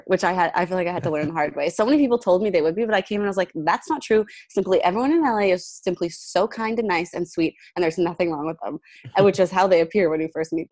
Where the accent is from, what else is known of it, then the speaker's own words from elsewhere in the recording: Edmonton, Alberta, Canada; also born or lived in Toronto; now in Los Angeles, United States; I'm from Edmonton, Alberta. So the first move, the first big move I ever did was to Toronto